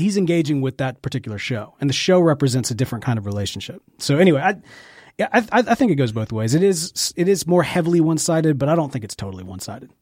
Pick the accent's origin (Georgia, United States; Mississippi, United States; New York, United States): Mississippi, United States; Jackson; accent: Mississippi; also born or lived in Memphis; I was born and raised in Jackson, Mississippi, spent most of my life here